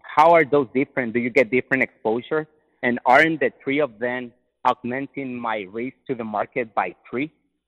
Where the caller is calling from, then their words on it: Tijuana, Baja California, Mexico; I'm calling from Tijuana.